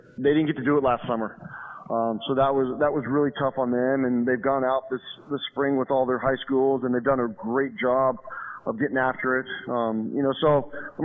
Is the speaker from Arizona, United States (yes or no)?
yes; Arizona, United States; moved away as an adult; now in Ohio, United States; I grew up in Arizona, so we play baseball year-round.